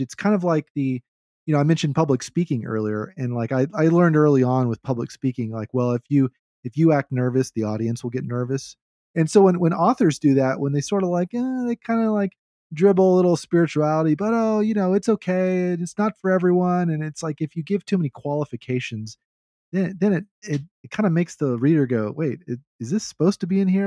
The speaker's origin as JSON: {"language": "English", "region": "the South", "country": "United States", "said": "as a Southerner"}